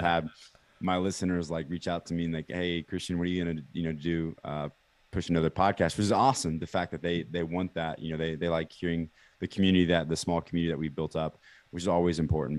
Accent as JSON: {"language": "English", "town": "Kansas City", "country": "United States", "tie": "born or raised there", "said": "born and raised in Kansas City"}